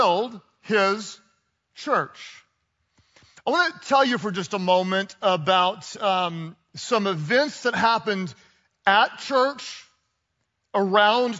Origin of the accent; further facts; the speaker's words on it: United States; also born or lived in Texas / Oklahoma; I grew up in Texas and in Oklahoma